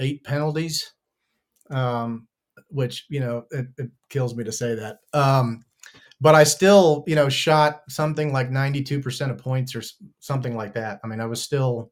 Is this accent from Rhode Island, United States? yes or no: no; Maryland, United States; moved away as an adult; also born or lived in Baltimore, Maryland / Chicago, Illinois; now in North Carolina, United States; I grew up in Maryland.